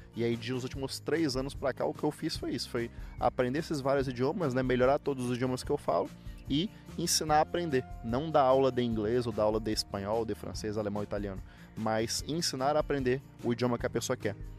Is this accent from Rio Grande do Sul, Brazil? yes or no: no; Palmas, Tocantins, Brazil; moved away as an adult; also born or lived in Miracema do Norte, Tocantins; now in Curitiba, Brazil; Eu sou da pequena e pacata cidade de Miracema do Norte. Morei a vida inteira na cidade de Palmas, capital do Tocantins. E agora moro em Curitiba